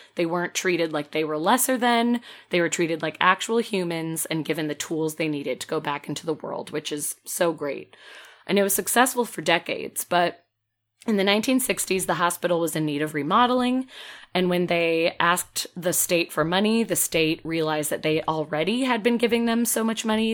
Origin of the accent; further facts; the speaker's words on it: Peoria, Illinois, United States; moved away; Bartonville, Illinois, very close to my hometown